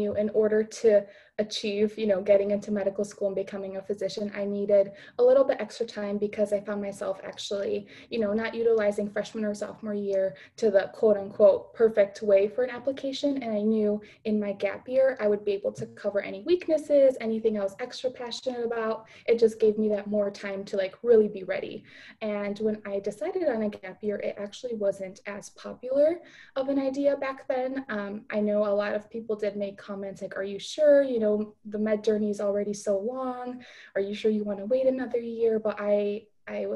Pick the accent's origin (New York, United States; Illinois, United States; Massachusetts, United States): Illinois, United States; Chicago; I am from the Chicago area, from the suburbs, and now I'm living in the city to be closer to school